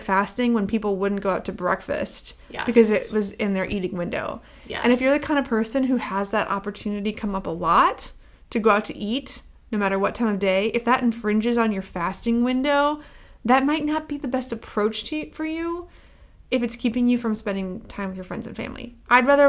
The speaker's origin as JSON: {"language": "English", "region": "Midwest", "country": "United States", "tie": "born or raised there", "said": "I'm from the Midwest"}